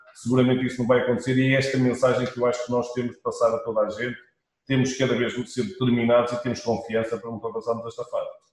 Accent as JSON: {"language": "Portuguese", "country": "Portugal", "said": "nós somos todos portugueses, somos gente de fibra"}